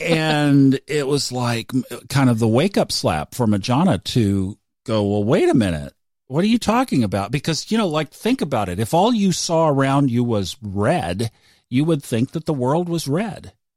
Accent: Tulsa, Oklahoma, United States; I grew up in Tulsa, Oklahoma in the 60s

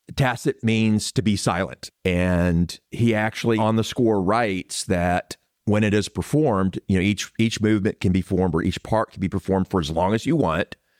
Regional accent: San Antonio, Texas, United States; I am a Texan. I was born here in San Antonio

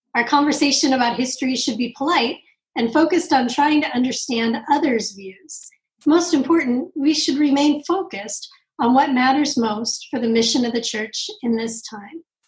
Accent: Southern California, United States; I grew up in Southern California

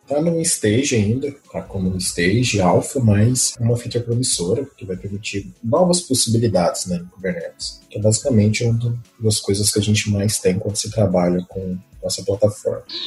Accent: Uberlândia, Minas Gerais, Brazil; moved away as an adult; now in São Paulo, Brazil; eu sou mineiro, vim de Uberlândia, estou há cerca de um ano em São Paulo

